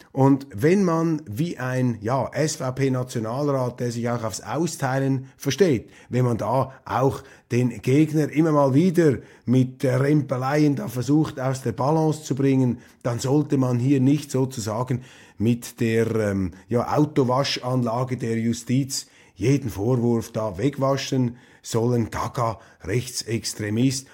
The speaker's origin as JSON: {"language": "German", "area": "Zürcher Unterland", "region": "Zurich", "country": "Switzerland", "tie": "born or raised there", "said": "in Walliselen oder in der, im Zürcher Unterland, wo ich aufgewachsen bin"}